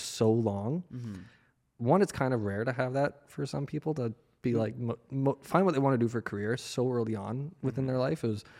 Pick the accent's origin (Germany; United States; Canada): Canada; Victoria, British Columbia; born there; also born or lived in Winnipeg, Canada; I was born in BC. So I was born in Vancouver Island, so Victoria.